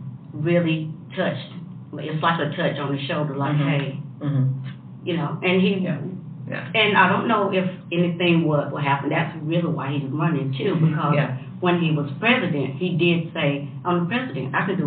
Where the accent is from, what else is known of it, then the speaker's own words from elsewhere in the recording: Greensboro, North Carolina, United States; I'm from Greensboro, North Carolina.